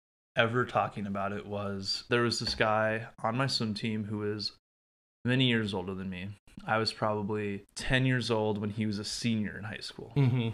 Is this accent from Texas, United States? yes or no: no; Prior Lake, Minnesota, United States; So I'm originally from Minnesota. I was born in Burnsville, grew up in Prior Lake.